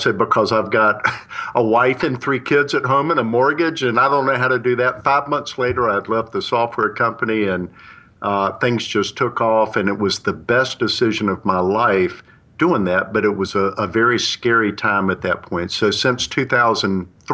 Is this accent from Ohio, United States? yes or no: no; Charlotte, North Carolina, United States; I was born and raised in Charlotte, North Carolina